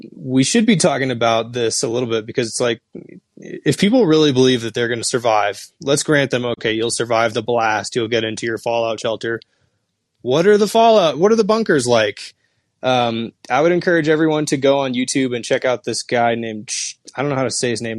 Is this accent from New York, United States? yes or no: no; Seattle, Washington, United States; I'm from Seattle